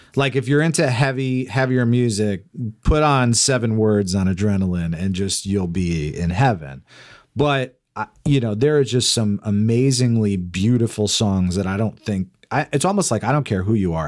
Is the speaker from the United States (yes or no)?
yes; Freehold, New Jersey, United States; I grew up in New Jersey